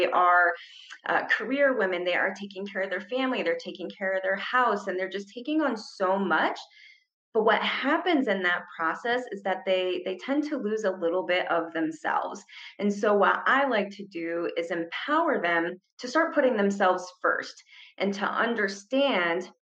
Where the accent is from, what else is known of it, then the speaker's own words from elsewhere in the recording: Ohio, United States; moved away as an adult; now in Arizona, United States; So I came here from Ohio to go to school and I just never left. And I just absolutely love it in Arizona.